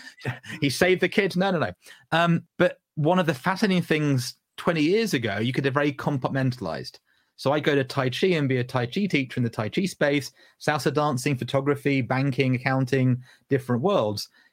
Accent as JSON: {"language": "English", "region": "Southern England", "country": "United Kingdom", "accent": "Southern English", "said": "Southern English voice today, right, Ruth? But my granddad came from Newcastle upon Tyne. My grandmother came from Chesterfield, Derbyshire"}